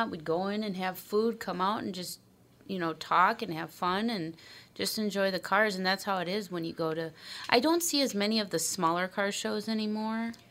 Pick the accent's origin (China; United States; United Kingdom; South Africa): United States; Bloomington; I grew up in Bloomington.